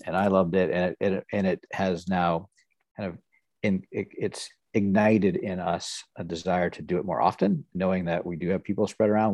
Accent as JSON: {"language": "English", "region": "Nebraska", "country": "United States", "tie": "born or raised there", "also_born_or_lived": "Houston, Texas / Tulsa, Oklahoma / Kansas City", "moved": "as an adult", "said": "I grew up in Nebraska for the most part."}